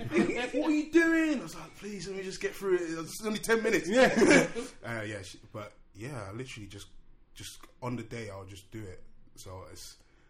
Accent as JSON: {"language": "English", "region": "London", "country": "United Kingdom", "said": "I'm from Tottenham."}